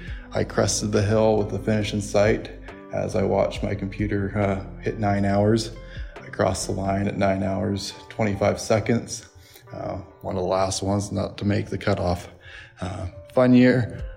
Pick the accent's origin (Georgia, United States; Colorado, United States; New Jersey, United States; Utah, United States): Utah, United States; Vineyard; I am from Vineyard, Utah.